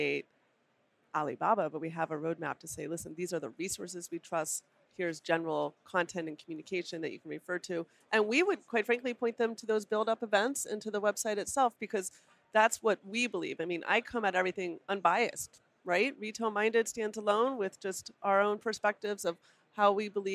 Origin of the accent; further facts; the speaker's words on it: Colorado, United States; I'm from Colorado